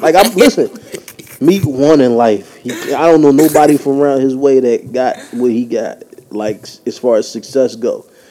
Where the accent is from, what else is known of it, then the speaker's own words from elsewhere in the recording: Philadelphia, Pennsylvania, United States; I'm from Philly